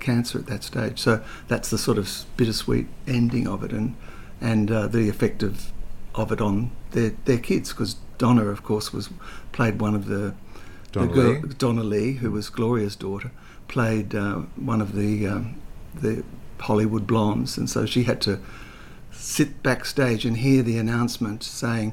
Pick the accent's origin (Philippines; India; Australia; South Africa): Australia; Melbourne, Victoria; moved away; also born or lived in Sydney; I grew up in Melbourne and... But my mother remarried a Sydney guy, and I moved up to Sydney